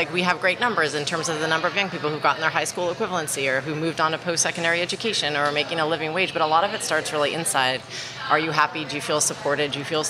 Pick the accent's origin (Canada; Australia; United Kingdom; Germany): Canada; moved away as an adult; now in New Orleans, United States; I'm Canadian